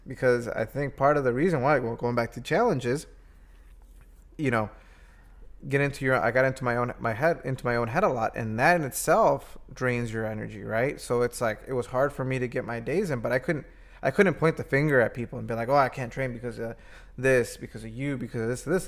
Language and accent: English; Midwest, United States; being a Midwesterner